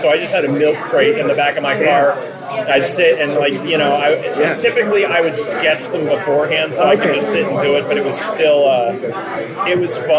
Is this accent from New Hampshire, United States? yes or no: yes; New Hampshire, United States; also born or lived in Arizona; having lived in New Hampshire for 26 of the last 30 years